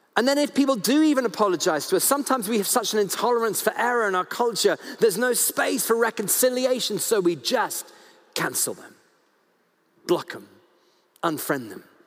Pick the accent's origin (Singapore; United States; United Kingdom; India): United Kingdom; I'm so British.